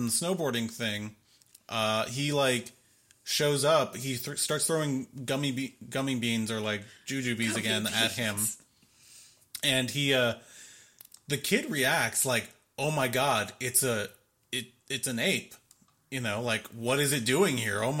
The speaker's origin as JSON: {"language": "English", "town": "Miami", "region": "Florida", "country": "United States", "said": "I'm from Miami"}